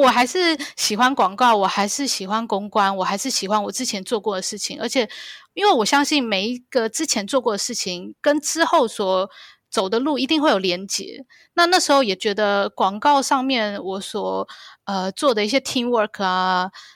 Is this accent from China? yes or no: no; Taiwan; now in Hong Kong; 忘了说婷婷跟我都是台湾人。对，我们，我在台湾长大的